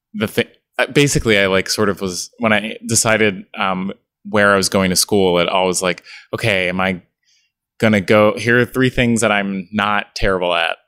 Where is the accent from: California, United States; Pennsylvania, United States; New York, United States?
Pennsylvania, United States; Philadelphia; also born or lived in Pittsburgh; I grew up born and raised in Philadelphia, and that was, you know, I've never moved